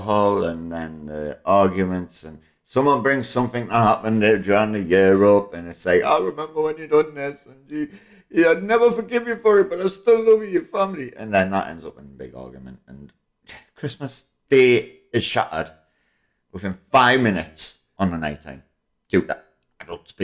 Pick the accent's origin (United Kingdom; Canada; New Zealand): United Kingdom; England; I'm English